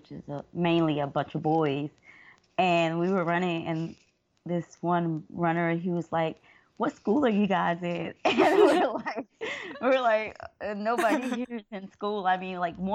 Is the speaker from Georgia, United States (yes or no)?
yes; Atlanta, Georgia, United States; now in Columbia, United States; I'm originally from Atlanta, Georgia